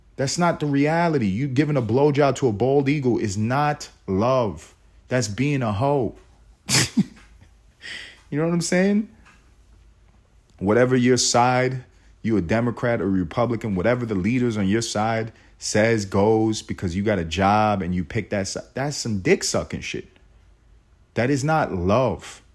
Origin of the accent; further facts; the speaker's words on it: United States; I'm as American as they come.